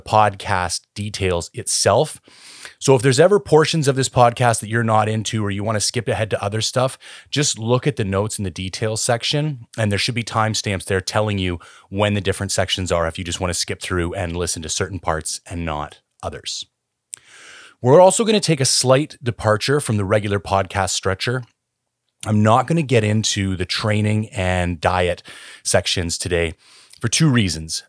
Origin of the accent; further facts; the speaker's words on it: Canada; I am Canadian